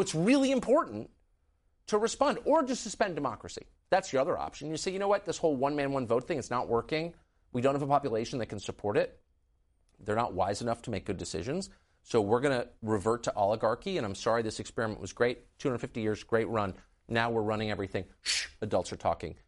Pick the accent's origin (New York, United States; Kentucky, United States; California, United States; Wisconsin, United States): California, United States; San Diego; also born or lived in San Francisco / Los Angeles; I grew up in California. I was born in San Francisco and lived in Los Angeles, and then really grew up in La Jolla